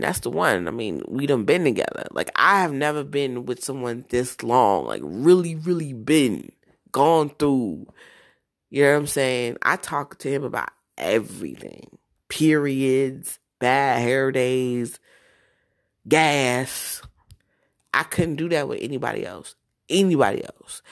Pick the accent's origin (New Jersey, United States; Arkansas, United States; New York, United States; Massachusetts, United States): New Jersey, United States; moved away; also born or lived in Georgia / Florida; I'm from Jersey